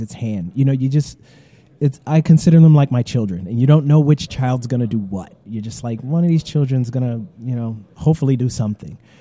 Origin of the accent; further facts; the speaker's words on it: Detroit, Michigan, United States; the Detroit Tigers, which is my hometown